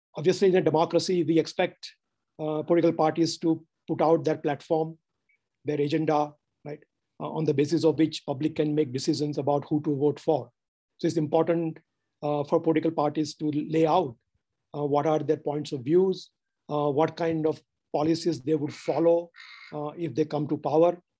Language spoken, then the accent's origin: English; Gujarat, India; moved away as an adult; also born or lived in United States; I'm from Gujarat